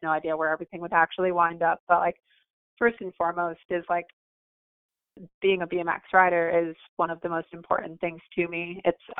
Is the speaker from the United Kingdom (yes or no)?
no; Lake Park, Florida, United States; also born or lived in Orlando, Florida; I grew up in Lake Park, Florida, the West Palm Beach area. I've lived here more or less my whole life.